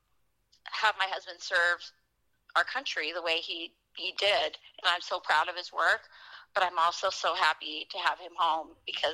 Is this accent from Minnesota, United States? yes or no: no; Wisconsin, United States; my hometown here in Wisconsin